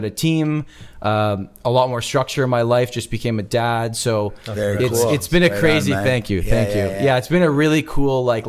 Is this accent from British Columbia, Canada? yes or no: no; Toronto, Ontario, Canada; also born or lived in Guelph; So I was born in Toronto, went to University of Guelph